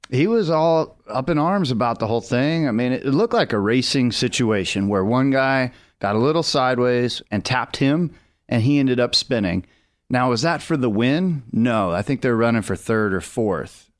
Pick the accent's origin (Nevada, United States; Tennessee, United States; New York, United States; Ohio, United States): Nevada, United States; Las Vegas; moved away; Vegas is my hometown, and it's fun to represent that place